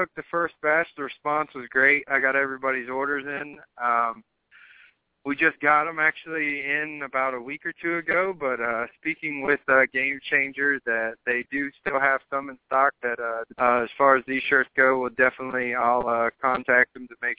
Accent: Ohio, United States; moved away; I just take pride that I'm from Ohio

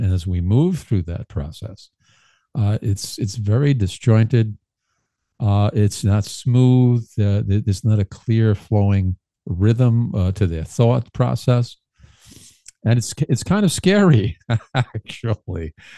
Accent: New York City, New York, United States; growing up in Brooklyn, uh, growing and raised

